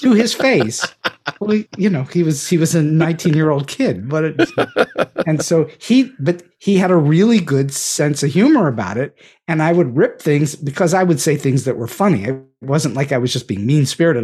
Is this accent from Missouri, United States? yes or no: no; Pittsburgh, Pennsylvania, United States; moved away as an adult; I was born and raised in Pittsburgh, Pennsylvania, and I currently live in Pittsburgh, Pennsylvania, though I did spend close to forty years away from this great city of ours